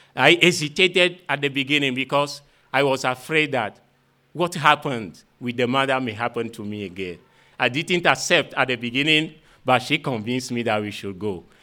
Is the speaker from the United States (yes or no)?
no; Vogan, Maritime, Togo; I am from Vogan village situated in uh, the south of Togo